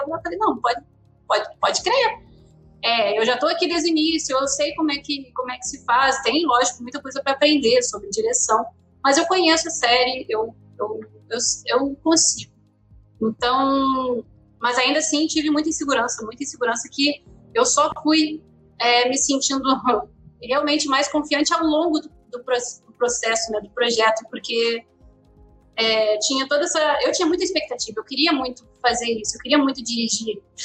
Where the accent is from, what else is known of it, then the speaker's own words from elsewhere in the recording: Rio Grande do Sul, Brazil; moved away as an adult; now in Rio de Janeiro, Brazil; sou do Rio Grande do Sul, eu vim morar no Rio de Janeiro para trabalhar com animação